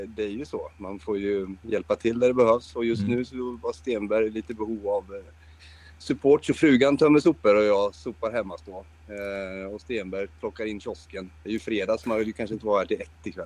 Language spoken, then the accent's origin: Swedish; Linköping, Östergötland, Sweden; jag är född i Linköping